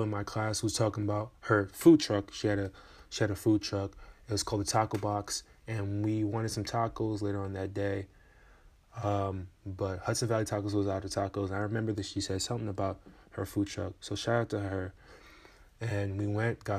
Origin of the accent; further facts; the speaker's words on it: Port-au-Prince, Ouest, Haiti; I was born in Port-au-Prince, Haiti